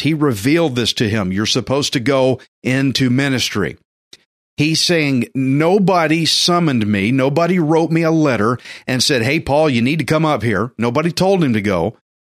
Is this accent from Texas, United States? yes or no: yes; Texas, United States; me as a Texan